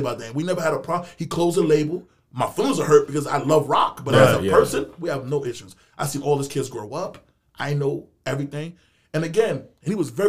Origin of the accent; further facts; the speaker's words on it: Haiti; I'm from Haiti